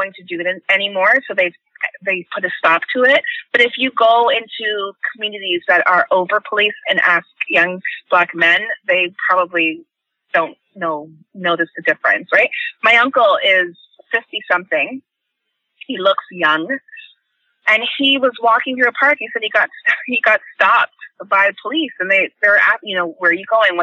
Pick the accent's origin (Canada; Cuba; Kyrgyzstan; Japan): Canada; Toronto, Ontario; also born or lived in England / United Kingdom; I grew up in Jane and Finch. It's a poor community of mostly immigrants